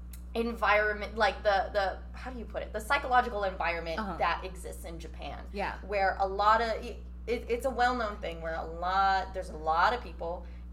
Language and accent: English; Philippines; No, I'm Filipina.